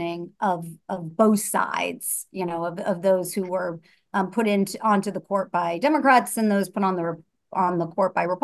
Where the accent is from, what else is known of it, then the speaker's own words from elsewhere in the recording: Ohio, United States; I'm from Ohio